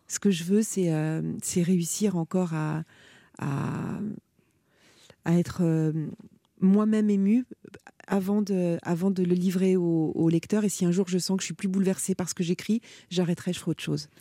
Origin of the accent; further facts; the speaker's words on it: Gueugnon, Bourgogne-Franche-Comté, France; moved away as an adult; also born or lived in Paris; j'ai grandi à Guignon